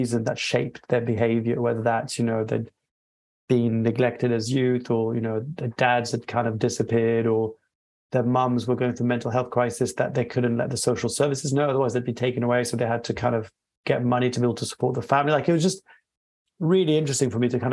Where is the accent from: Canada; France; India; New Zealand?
France; moved away; also born or lived in Peru / Australia; I was born and raised in France in a dual heritage background.